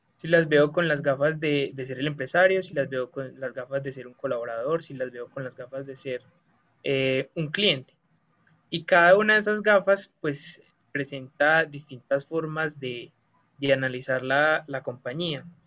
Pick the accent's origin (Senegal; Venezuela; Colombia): Colombia; nosotros los que somos estudiantes de Colombia